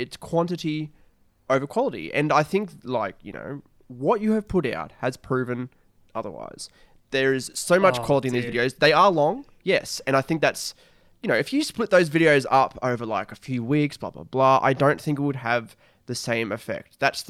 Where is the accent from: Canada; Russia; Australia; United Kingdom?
Australia; Maybe that's because we are Australian.